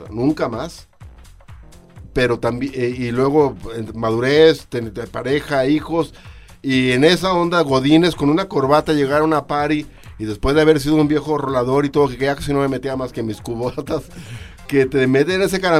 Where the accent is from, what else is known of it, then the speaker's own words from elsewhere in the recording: Zapotlán, Jalisco, Mexico; Soy del sur de Jalisco, arriba Zapotlán.